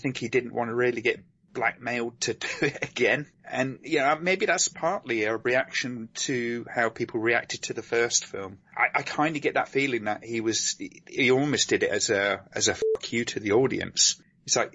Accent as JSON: {"language": "English", "country": "United Kingdom", "said": "I'm British"}